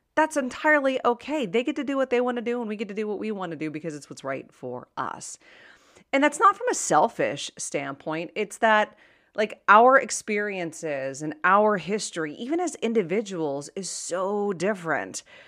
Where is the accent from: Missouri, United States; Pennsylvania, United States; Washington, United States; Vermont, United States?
Pennsylvania, United States; Pittsburgh; I was born and raised in Pittsburgh, and that's the word they use in Pittsburgh, yins